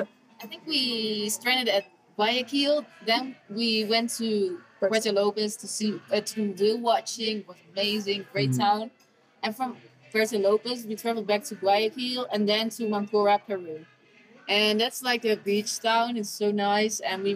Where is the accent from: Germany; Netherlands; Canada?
Netherlands; We come from the Netherlands, which is a small country.